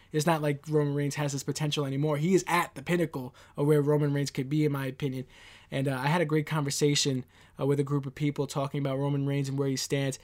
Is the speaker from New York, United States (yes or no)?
yes; New York City, New York, United States; I'm from Queens, New York